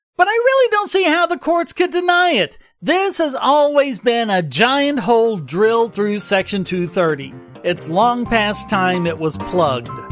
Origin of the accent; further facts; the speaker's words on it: the South, United States; I'm from the South